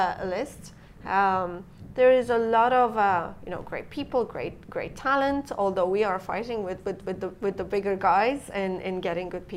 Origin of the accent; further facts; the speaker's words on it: Transylvania, Romania; English is a second language; moved away as an adult; also born or lived in Ireland; now in Dublin, Ireland; I'm from Transylvania, Romania, half Romanian, ethnic Hungarian. I came here when I was 23, and I never left